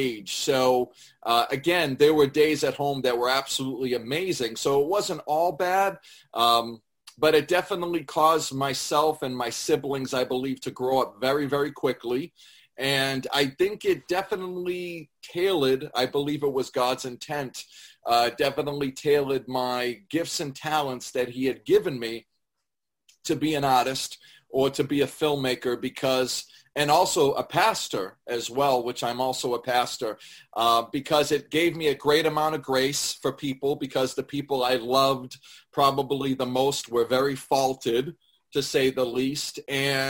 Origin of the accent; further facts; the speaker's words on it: Lawrence, Massachusetts, United States; also born or lived in Methuen; I was born in Lawrence and raised between Lawrence and Methuen.